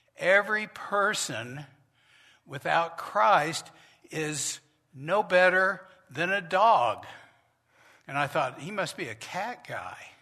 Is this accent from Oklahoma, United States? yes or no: yes; Norman, Oklahoma, United States; the church I grew up with in Norman, Oklahoma